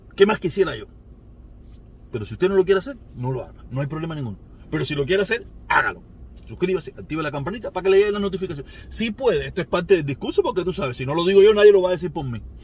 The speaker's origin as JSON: {"language": "Spanish", "country": "Cuba", "moved": "as an adult", "said": "cuando yo vivía en Cuba"}